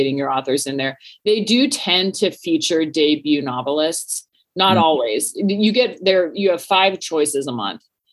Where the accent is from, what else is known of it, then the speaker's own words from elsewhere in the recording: Pacific Northwest, United States; I grew up in the Pacific Northwest, and issues about logging were significant in my childhood